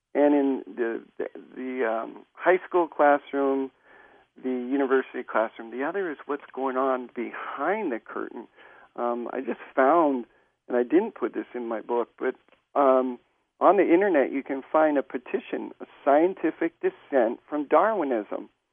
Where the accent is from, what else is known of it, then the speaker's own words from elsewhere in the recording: Hawaii, United States; I grew up in Hawaii